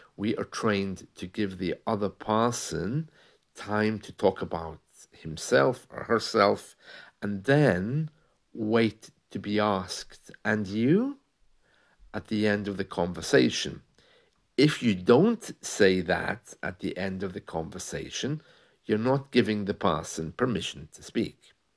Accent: United Kingdom; we're British

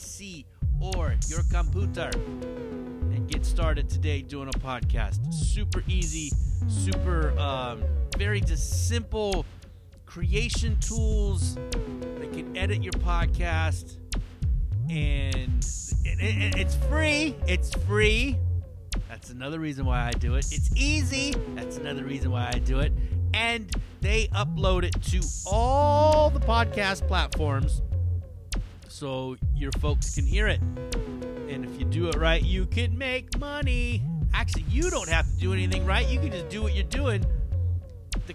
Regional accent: Hayward, California, United States; the Boyle's Bistro Blowout in downtown Hayward. My show that I produce. You know, where we do comedy in my hometown.

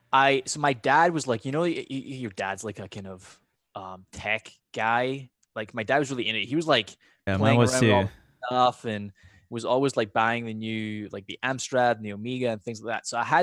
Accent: Scotland, United Kingdom; accent: half Scottish, more American now; My accent's like half Scottish, but more American now. But back in the day, when I was growing up in Scotland, I remember when I was like 6.

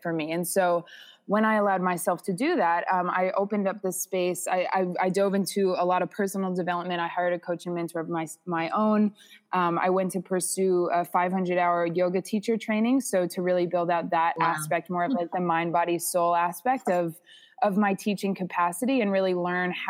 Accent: New England, United States; moved away as an adult; also born or lived in Northampton, Massachusetts / Bali; I'm from New England originally

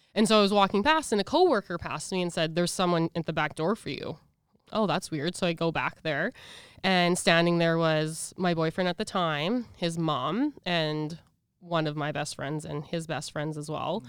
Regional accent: Regina, Saskatchewan, Canada; also born or lived in Edmonton; I'm from Edmonton, but I was raised in Regina, so I call Regina home.

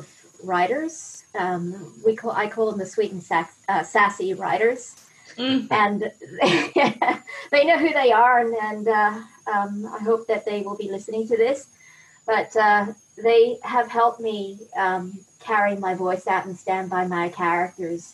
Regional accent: Queensland, Australia; moved away as an adult; now in Norway; I'm from Queensland, and we have, Queensland's a really big state in Australia

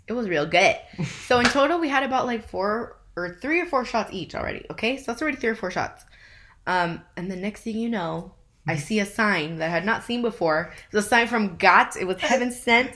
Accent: Inland Empire, California, United States; we are from IE

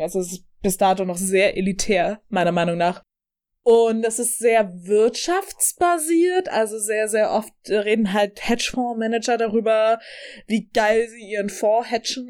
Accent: Upper Palatinate, Bavaria, Germany; ich komme aus der Oberpfalz, wir haben heute beide ein bisschen Dialekt rausgehalten

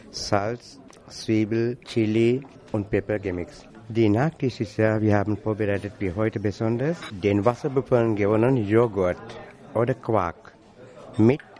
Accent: Sri Lanka

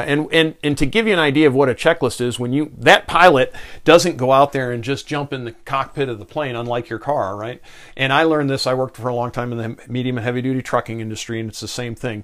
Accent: Victor, New York, United States; I grew up in Western New York, outside of Rochester, New York, in the in a southern suburb there

